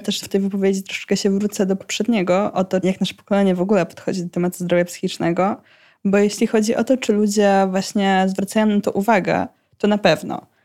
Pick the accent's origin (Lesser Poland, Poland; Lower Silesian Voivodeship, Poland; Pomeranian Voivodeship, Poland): Pomeranian Voivodeship, Poland; u nas w Pomorskim